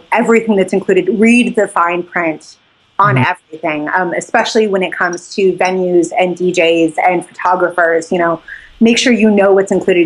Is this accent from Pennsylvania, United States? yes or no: no; Jackson, Wyoming, United States; now in Texas, United States; I live in Texas now. I grew up in Jackson